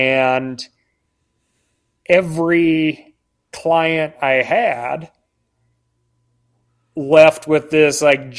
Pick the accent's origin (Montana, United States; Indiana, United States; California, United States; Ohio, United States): Montana, United States; Like I said, I grew up in the Rattlesnake Wilderness.